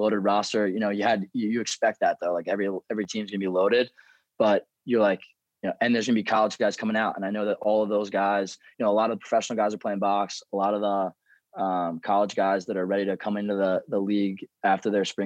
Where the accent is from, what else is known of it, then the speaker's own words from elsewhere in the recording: Westminster, Maryland, United States; at McDaniel, it's a very small school. It was in my hometown